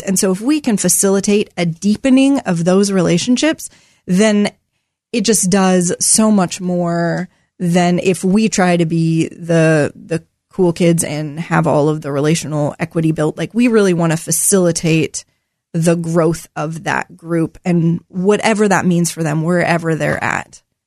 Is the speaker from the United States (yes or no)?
yes; Portland, Oregon, United States; also born or lived in Corbett, Oregon; I grew up in Southeast Portland.